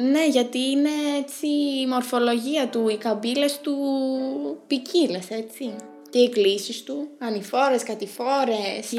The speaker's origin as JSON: {"language": "Greek", "area": "Lake Kremasta / Psilovrachos area", "region": "Central Greece", "country": "Greece", "said": "η αντίληψη της ιδιαίτερης ομορφιάς ε, της λίμνης Κραμαστών, του ψιλογράφου και της περιοχής μας γενικότερα."}